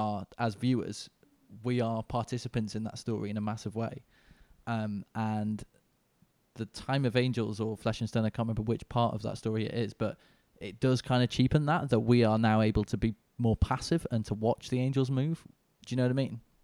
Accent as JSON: {"language": "English", "town": "Manchester", "region": "North West England", "country": "United Kingdom", "moved": "yes", "lives_now": "London, United Kingdom", "said": "I'm from, I live in London now, but I'm originally from Manchester, uh, U K."}